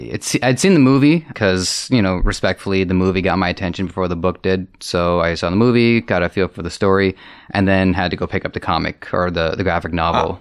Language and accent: English; Toronto, Ontario, Canada; I grew up here in Toronto